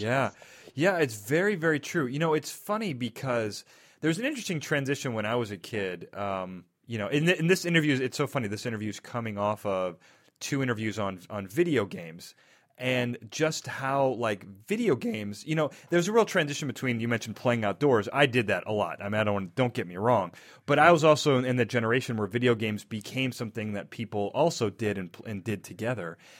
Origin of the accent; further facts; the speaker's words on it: Chicago, Illinois, United States; also born or lived in Naperville; I'm from Chicago, and I lived in Naperville for a little bit.